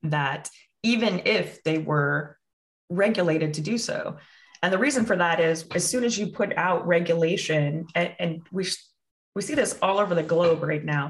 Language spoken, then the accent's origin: English; Midwest, United States; also born or lived in California; I'm from the Midwest